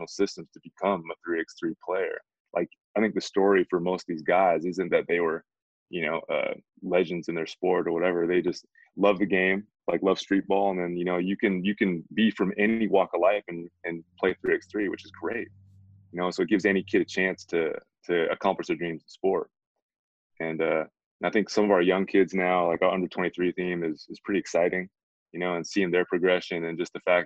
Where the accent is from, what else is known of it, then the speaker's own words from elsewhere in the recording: United States; moved away as an adult; also born or lived in Korea; now in South Korea; growing up in America